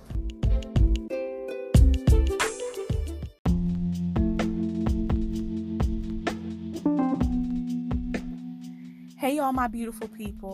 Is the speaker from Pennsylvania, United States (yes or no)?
yes; Philadelphia, Pennsylvania, United States; now in Washington, D.C., United States; I'm from Philly